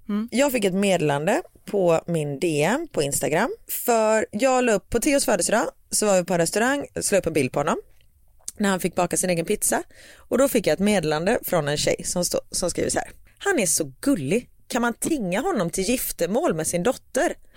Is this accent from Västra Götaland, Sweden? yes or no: yes; Gothenburg, Västra Götaland, Sweden; vi är göteborgare